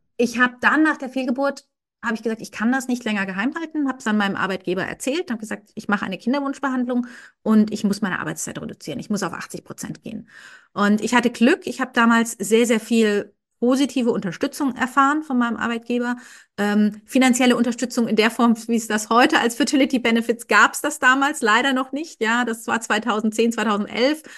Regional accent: Karlsruhe, Baden-Württemberg, Germany; moved away as an adult; also born or lived in Koblenz / Frankfurt / England; ich komme ursprünglich aus dem Süden Deutschlands, aus Karlsruhe, bin da aufgewachsen

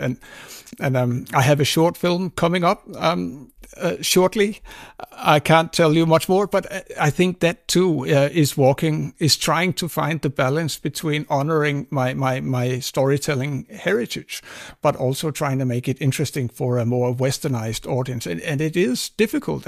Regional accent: Greenland; when I grew up in Greenland, we saw a lot of uh, American Hollywood films

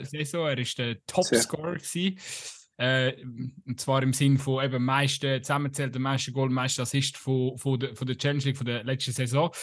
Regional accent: Aargau, Switzerland; ich komme halt aus dem Aargau

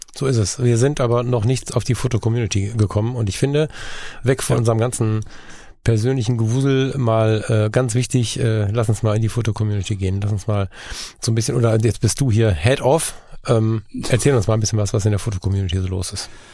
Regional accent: Ruhr area, North Rhine-Westphalia, Germany; moved away; diesen Teil meiner Heimat

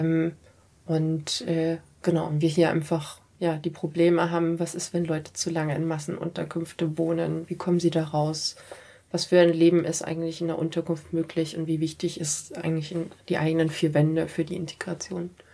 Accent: Munich, Bavaria, Germany; Ich bin auch äh, einfach Münchner Kindel und komme aus einer, äh, aus einer mehrgenerationellen Münchner Familie und so. Das ist einfach meine Heimat.

